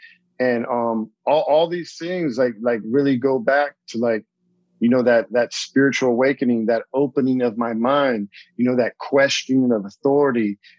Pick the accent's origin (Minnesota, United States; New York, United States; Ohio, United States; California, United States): California, United States; So I grew up, you know, born and raised in Southern California, except for my time overseas.